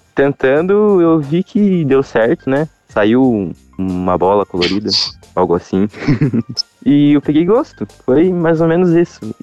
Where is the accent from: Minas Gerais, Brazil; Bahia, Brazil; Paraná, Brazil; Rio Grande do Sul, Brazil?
Paraná, Brazil; Rio Azul; eu sou do interior do Paraná. Sou de Rio Azul, Rio Azul, Paraná